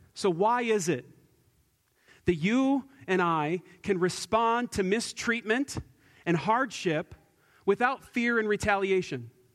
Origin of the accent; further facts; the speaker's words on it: United States; us as American Christians